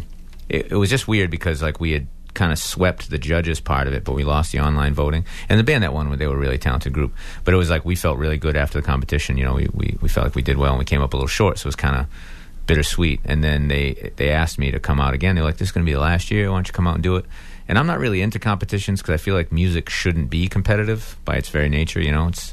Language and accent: English; Acushnet, Massachusetts, United States; also born or lived in New Bedford, Massachusetts; I'm from New Bedford, Massachusetts, by way of Acushnet. Or I should say, from Acushnet by way of New Bedford. But anyway, I live down there.